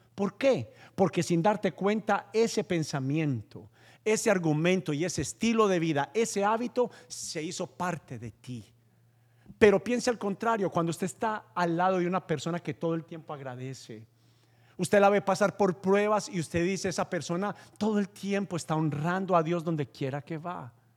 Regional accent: Paisa, Antioquia, Colombia; como buen paisa judío

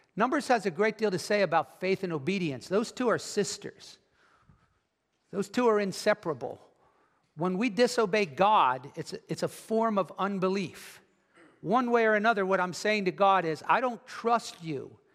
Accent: United States; American Christians

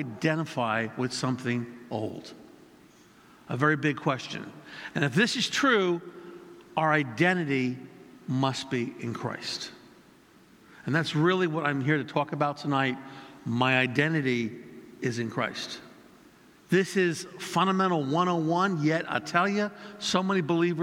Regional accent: United States; I'm second generation born in America

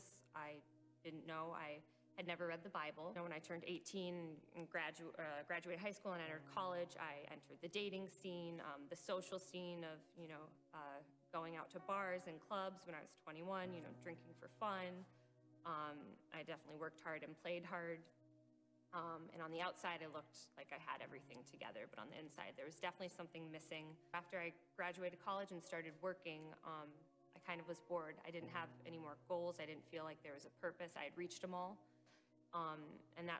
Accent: Northern Michigan, United States; also born or lived in New York; I was born in New York, but moved to Northern Michigan

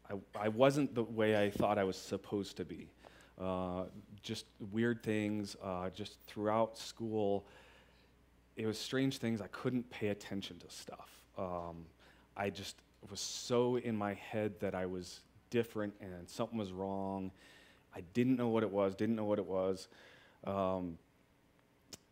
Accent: Boulder, Colorado, United States; I've lived in Colorado my whole life. I was born in Boulder

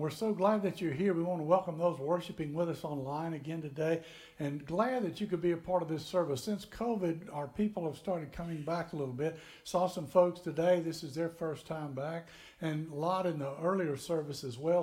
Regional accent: Tennessee, United States; moved away as an adult; also born or lived in Florida; we grew up in Tennessee

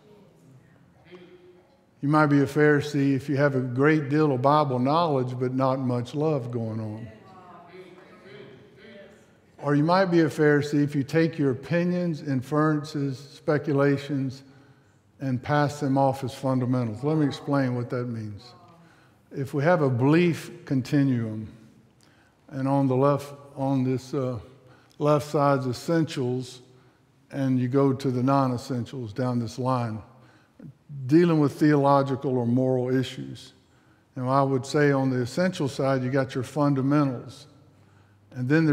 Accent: South Mississippi, United States; I was raised in South Mississippi.

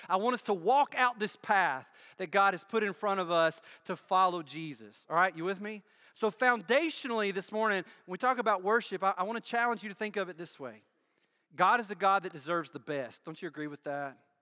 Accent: United States; moved away; Where I grew up, I grew up in Bibb County

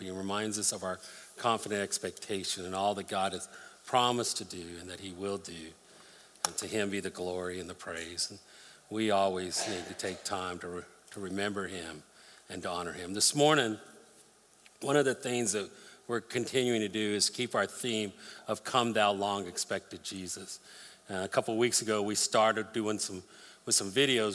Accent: Colorado, United States; I grew up in Colorado, spent a lot of times fishing rivers up there with my dad.

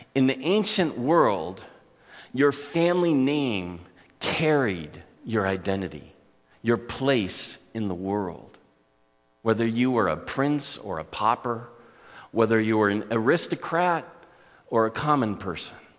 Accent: Newport Beach, California, United States; Growing up in my hometown

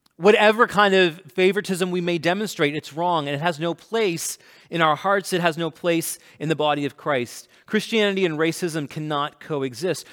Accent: Canada; I'm Canadian, and I'm East Indian

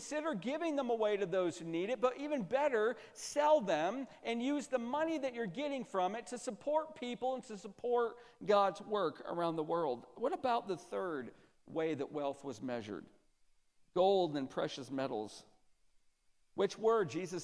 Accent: Central New York, United States; I'm from Central New York, so in Central New York, the winters are brutal

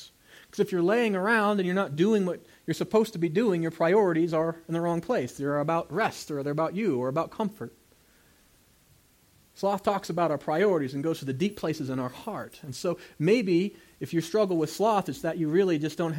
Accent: United States; I'm an American

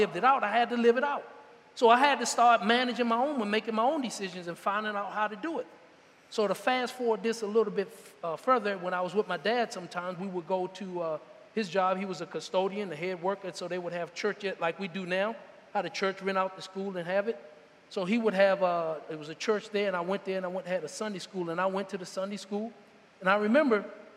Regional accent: Washington, District of Columbia, United States; I was born in Washington, D.C. in the 1960s.

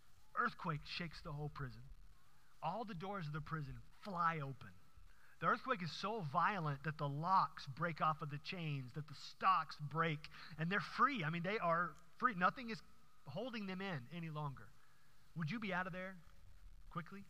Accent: Houston, Texas, United States; growing up in Houston

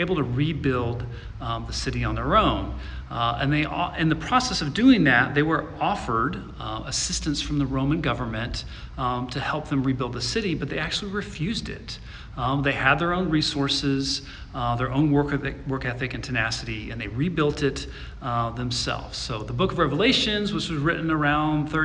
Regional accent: Midwest, United States; where I grew up in the Midwest

